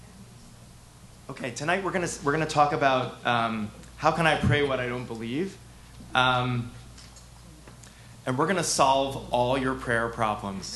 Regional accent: Providence, Rhode Island, United States; now in New York, United States; I'm from Providence, Rhode Island, and my dad is he was a longtime pulpit rabbi.

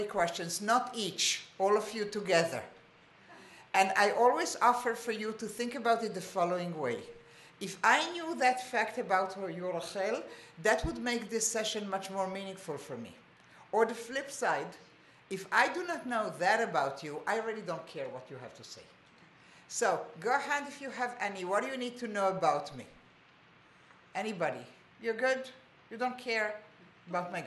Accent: Israel; also born or lived in Montreal, Canada; I was born in Israel, my family, my kids were born in Israel, we are all Sabras

